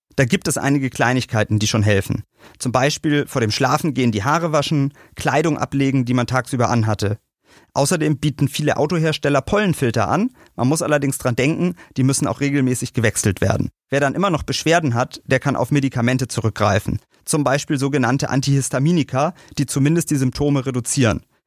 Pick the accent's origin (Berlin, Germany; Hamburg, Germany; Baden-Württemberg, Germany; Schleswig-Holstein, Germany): Berlin, Germany; in einer dicht bebauten Stadt wie bei uns in Berlin